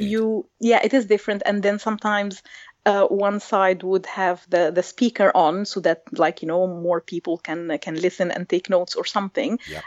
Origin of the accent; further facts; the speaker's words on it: Egypt; I grew up in Egypt in a bilingual environment